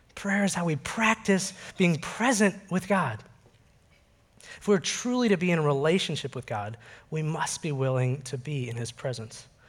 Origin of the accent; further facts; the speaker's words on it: Oak Park, Illinois, United States; I grew up just outside Chicago in the Oak Park River Forest area